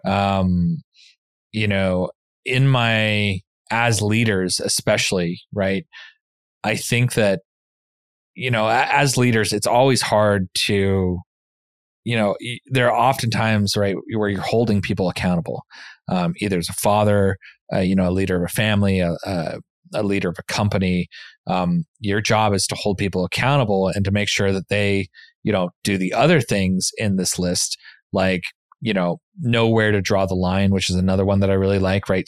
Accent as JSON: {"language": "English", "region": "the West", "country": "United States", "tie": "born or raised there", "moved": "yes", "said": "growing up in the West and in the mountains"}